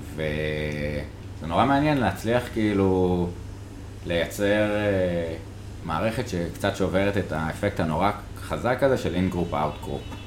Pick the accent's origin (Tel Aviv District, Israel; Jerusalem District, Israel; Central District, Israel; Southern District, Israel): Jerusalem District, Israel; Jerusalem; אני כירושלמי